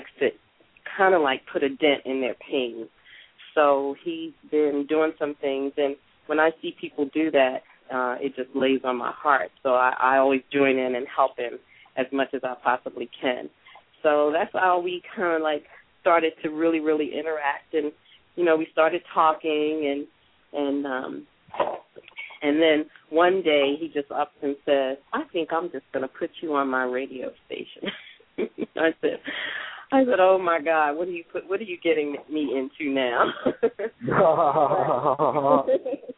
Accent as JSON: {"language": "English", "town": "Atlantic City", "region": "New Jersey", "country": "United States", "tie": "born or raised there", "moved": "as an adult", "lives_now": "Atlanta, United States", "said": "I was born and raised in Atlantic City, New Jersey"}